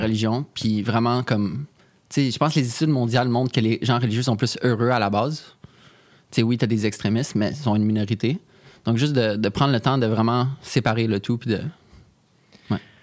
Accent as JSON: {"language": "French", "country": "Canada", "said": "qu'on est Canadien"}